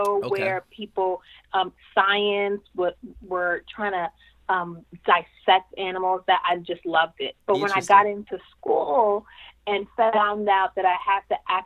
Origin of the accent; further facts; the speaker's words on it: New York City, New York, United States; I was born and raised in Brooklyn, New York